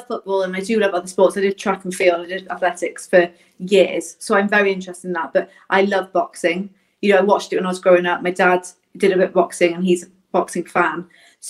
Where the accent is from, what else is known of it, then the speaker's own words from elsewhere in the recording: Southport, North West England, United Kingdom; moved away; also born or lived in Wales / Scotland; I grew up in Southport, up north